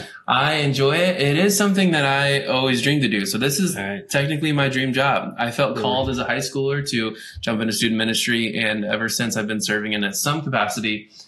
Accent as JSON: {"language": "English", "region": "Iowa", "country": "United States", "said": "so if you didn't know, we're from Iowa."}